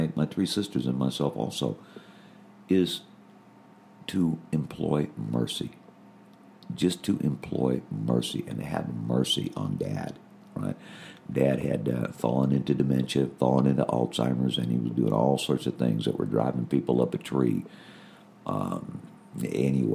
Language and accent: English; United States; being an American